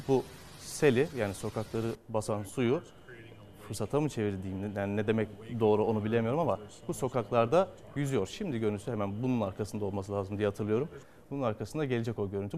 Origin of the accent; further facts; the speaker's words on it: Çanakkale, Turkey; bir Çanakkale'li